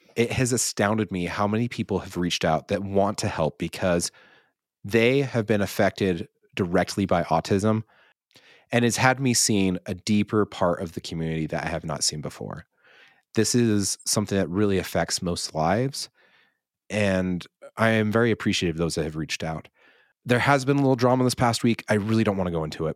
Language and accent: English; the Basin, Utah, United States; we have people moving to my hometown, to the basin